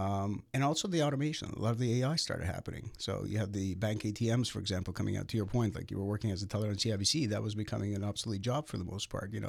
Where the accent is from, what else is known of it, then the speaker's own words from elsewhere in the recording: Toronto, Ontario, Canada; I grew up in the Russian area of North Toronto near Bathurst and Steeles area.